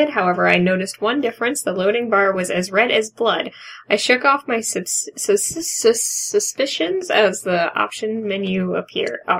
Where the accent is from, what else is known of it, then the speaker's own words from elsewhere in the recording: United Kingdom; Because we're British, and it's pronounced Cage.